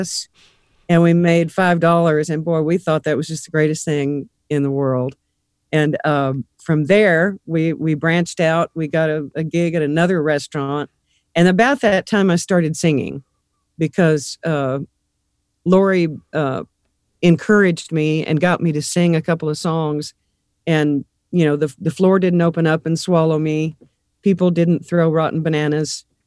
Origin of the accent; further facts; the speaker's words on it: Abilene, Texas, United States; also born or lived in Nashville, Tennessee; now in Fort Wayne, United States; I was born in Abilene, Texas, west, west Texas